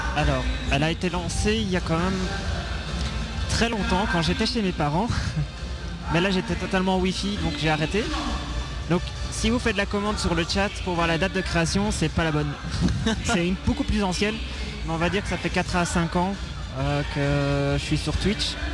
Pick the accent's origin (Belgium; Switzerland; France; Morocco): Belgium; en tant que Belge